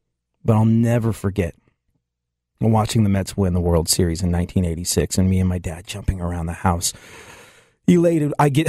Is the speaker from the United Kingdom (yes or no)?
yes; England, United Kingdom; When I was a kid, I grew up in England. My family moved to England when I was like 7 years old. I had to leave my beloved dog, Wilfer. I had to go to a strange country.